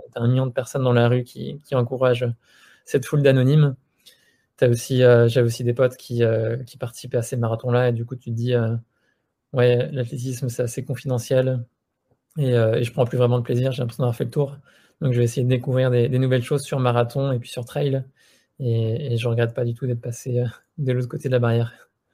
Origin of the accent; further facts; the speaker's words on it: Annemasse, Auvergne-Rhône-Alpes, France; on vient de Haute-Savoie, on a grandi à Annemasse, dans la vallée de l'Arve